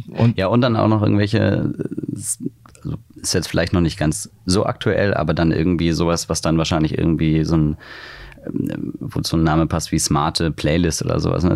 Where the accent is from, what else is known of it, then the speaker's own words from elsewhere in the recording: near Wiesbaden, Hesse, Germany; now in Hamburg, Germany; in der Nähe von Wiesbaden